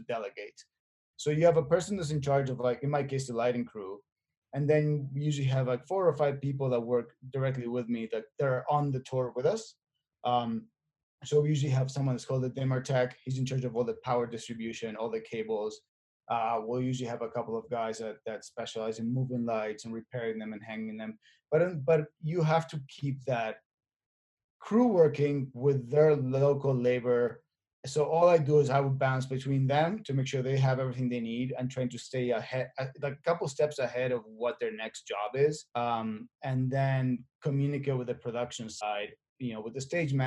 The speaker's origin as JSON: {"language": "English", "region": "Buenos Aires", "country": "Argentina", "tie": "born or raised there", "moved": "as an adult", "said": "I was born and raised in Argentina, in Buenos Aires, and I moved here in 2004"}